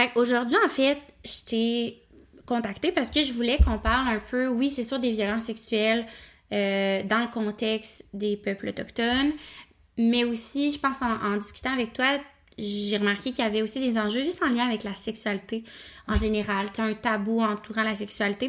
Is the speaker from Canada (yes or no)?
yes; Nicolet, Quebec, Canada; je viens de Nicolet